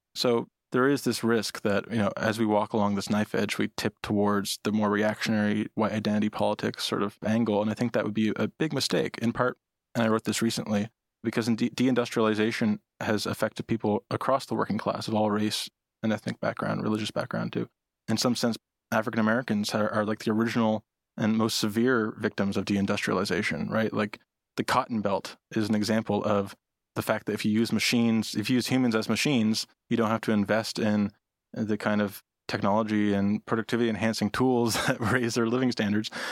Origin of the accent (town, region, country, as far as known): Nova Scotia, Canada; moved away